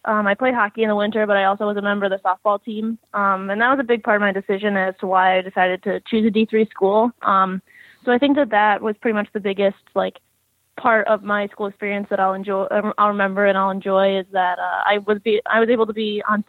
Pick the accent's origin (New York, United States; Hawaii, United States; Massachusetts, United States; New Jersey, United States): New York, United States; Rochester; I'm originally from Rochester, New York, and I started playing when I was about 3 years old. I've lived in Rochester my entire life